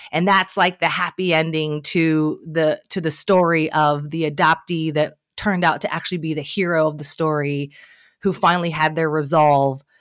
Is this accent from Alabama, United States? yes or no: no; Northern Kentucky, United States; there was a girl that I grew up with in Northern Kentucky